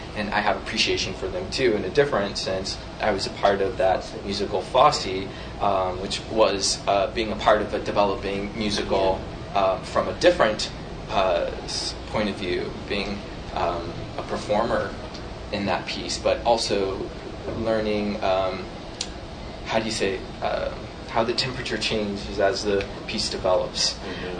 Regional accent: St. Louis, Missouri, United States; moved away as an adult; also born or lived in New York City; I grew up in St. Louis, Missouri.

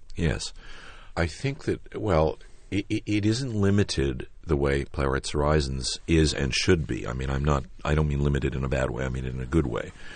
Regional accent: New York City, New York, United States; I was born in Manhattan

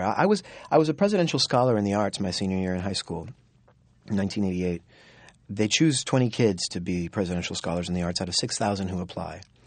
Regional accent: Florida, United States; I grew up in Florida, and we used to go to Disney World every year once it opened

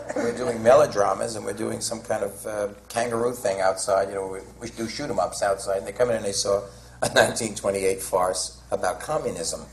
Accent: New York, United States; I was from New York

